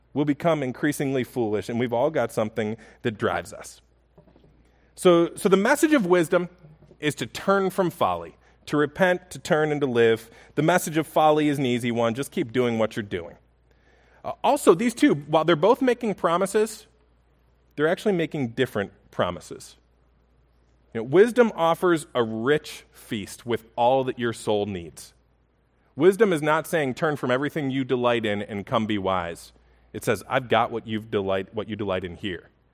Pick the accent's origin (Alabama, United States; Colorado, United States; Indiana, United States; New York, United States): New York, United States; Buffalo; I grew up in Buffalo